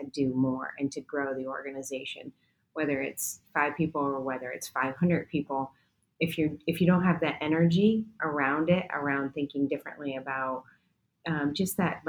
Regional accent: New York, United States; I was born in New York, the whole family was.

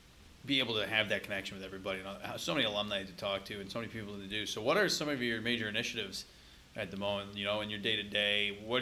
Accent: San Diego, California, United States; moved away; I'm from San Diego.

